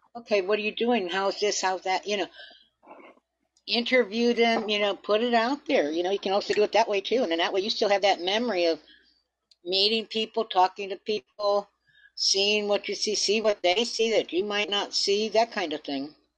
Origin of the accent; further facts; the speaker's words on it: Marcellus, New York, United States; now in Florida, United States; I was raised outside on the on the farmland outside of Syracuse